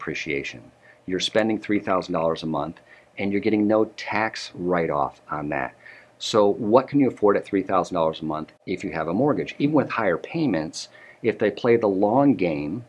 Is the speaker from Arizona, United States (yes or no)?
no; Detroit, Michigan, United States; now in Dallas-Fort Worth, United States; I'm from Detroit